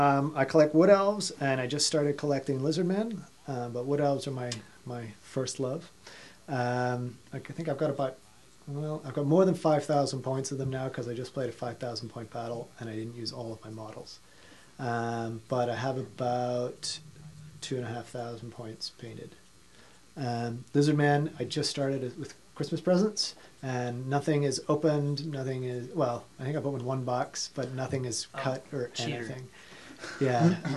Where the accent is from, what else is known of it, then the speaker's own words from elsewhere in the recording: Ireland; also born or lived in Australia; now in United States; Yeah, well, yeah, you can't place anything on my accent. Born in Australia, raised in Ireland, living in America.